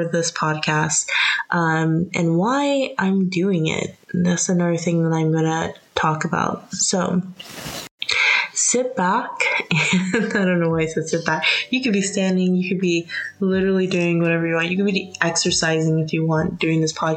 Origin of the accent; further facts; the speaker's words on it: United States; also born or lived in United Kingdom; I'm American